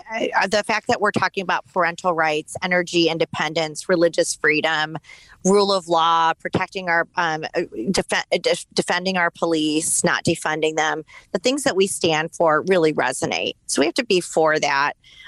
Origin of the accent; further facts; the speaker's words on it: Michigan, United States; moved away as an adult; I moved back to Michigan with our two kids and my husband